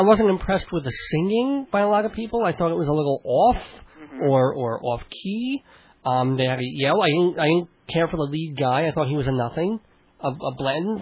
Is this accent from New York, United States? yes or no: yes; New York City, New York, United States; also born or lived in Long Island; I was born in Brooklyn